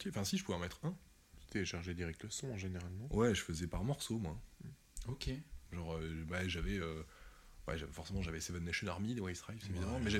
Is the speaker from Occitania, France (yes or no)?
yes; Albi, Occitania, France; moi, je suis né sur Albi et j'ai fait tout mon collège dans le collège Balzac.